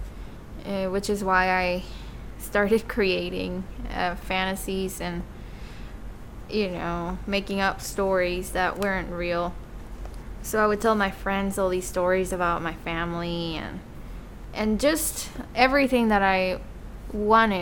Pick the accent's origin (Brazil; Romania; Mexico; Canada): Mexico; Mexico City; moved away; I was born and raised in Mexico City, in a very loving alcoholic family.